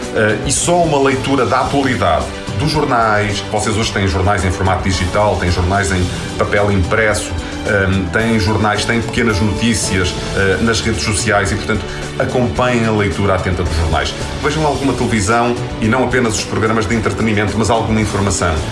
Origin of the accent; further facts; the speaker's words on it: Vizela, Norte, Portugal; sou de Vizela e andei a estudar na escola secundária de Vizela